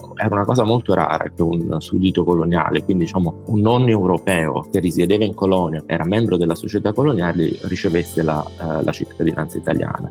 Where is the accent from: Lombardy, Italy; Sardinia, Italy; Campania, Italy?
Campania, Italy; Benevento; moved away as an adult; also born or lived in Naples / Berlin, Germany; now in New York, United States; sono originario di Benevento